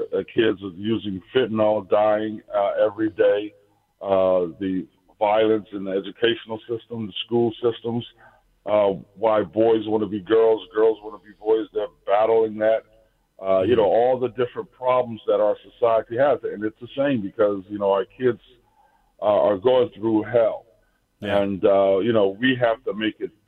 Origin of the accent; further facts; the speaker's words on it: Philadelphia, Pennsylvania, United States; the city that I grew up in Philadelphia